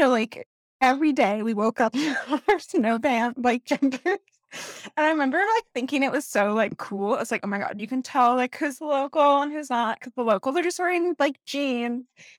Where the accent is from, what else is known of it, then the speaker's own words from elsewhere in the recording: California, United States; moved away; also born or lived in Georgia / Louisiana; I've never written a book in California, where I like grew up. I guess I did kind of write one in the South, but not in like Georgia or even Louisiana where I've lived.